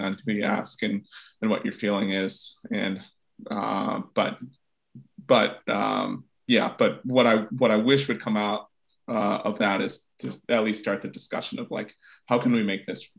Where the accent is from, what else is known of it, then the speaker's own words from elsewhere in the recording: United States; as an American